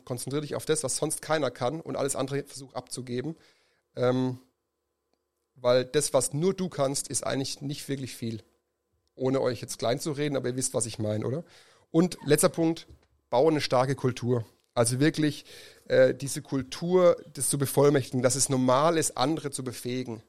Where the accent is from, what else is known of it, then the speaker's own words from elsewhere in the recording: Germany; Als Deutsche